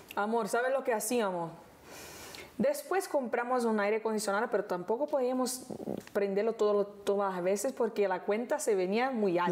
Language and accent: Spanish; Rio de Janeiro, Brazil; Spanish is a second language; moved away; vivíamos en una casita en Honorio, Gugel, que toma el nombre de la serie, que es el lugar donde yo nací.